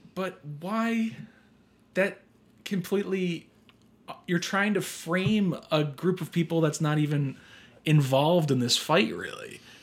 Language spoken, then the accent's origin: English; United States; we, as Americans